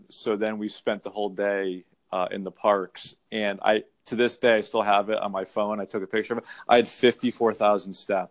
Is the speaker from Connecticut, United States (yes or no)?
yes; Connecticut, United States; I'm from Connecticut